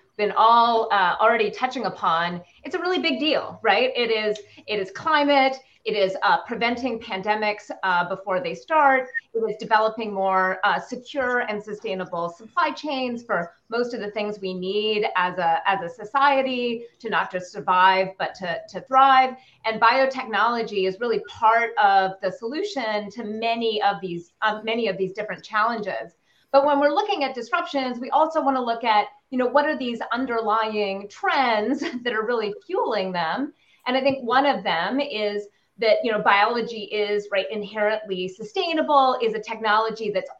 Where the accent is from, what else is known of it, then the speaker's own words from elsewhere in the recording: Canada; I'm Canadian